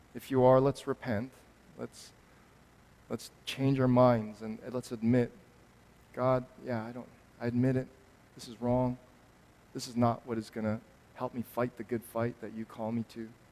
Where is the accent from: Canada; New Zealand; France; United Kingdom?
Canada; me as a Canadian